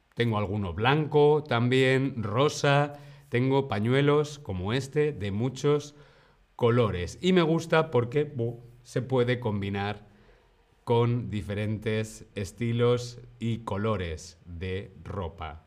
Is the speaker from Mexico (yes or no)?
no; Spain